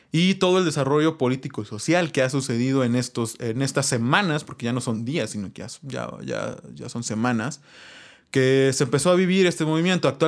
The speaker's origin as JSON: {"language": "Spanish", "town": "Huatulco", "region": "Oaxaca", "country": "Mexico", "said": "somos de Huatulco. No, no, no, somos de Huatulco, obviamente, ¿no?"}